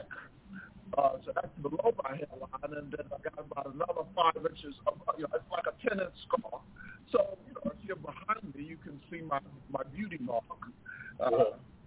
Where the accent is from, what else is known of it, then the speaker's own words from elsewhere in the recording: New York, United States; moved away as an adult; also born or lived in Delaware; I'm from New York